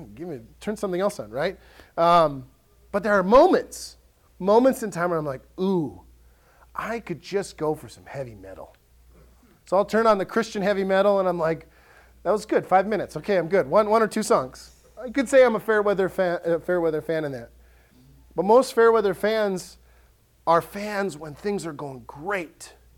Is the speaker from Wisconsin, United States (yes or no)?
yes; Ellsworth, Wisconsin, United States; I grew up in Ellsworth, and your options in Ellsworth were Subway or Dairy Queen.